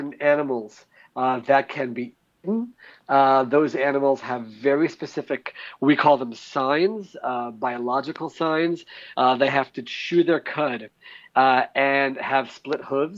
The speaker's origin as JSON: {"language": "English", "region": "Maryland", "country": "United States", "tie": "born or raised there", "moved": "yes", "lives_now": "Israel", "said": "growing up in Maryland."}